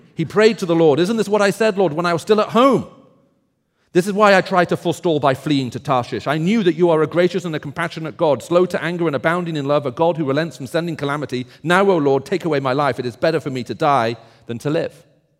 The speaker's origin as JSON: {"language": "English", "region": "the South", "country": "United States", "accent": "Southern", "said": "And I'm hoping that despite my strange accent, as you can tell, I'm from the South, you'll be able to understand what I'm saying."}